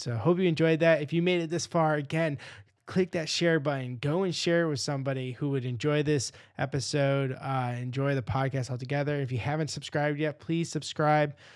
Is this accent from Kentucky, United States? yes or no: no; Rochester, New York, United States; I'm from Rochester